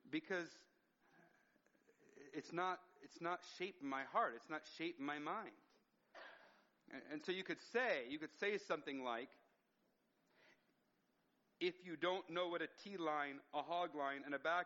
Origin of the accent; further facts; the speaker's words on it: United States; As an American